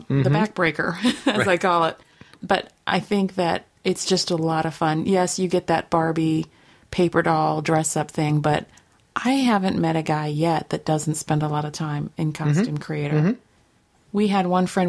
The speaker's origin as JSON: {"language": "English", "country": "United States", "tie": "born or raised there", "said": "growing up in America"}